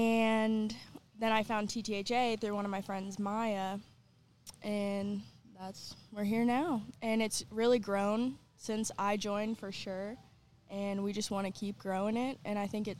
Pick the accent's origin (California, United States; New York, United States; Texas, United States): Texas, United States; San Antonio; I grew up here in San Antonio, you know, in my hometown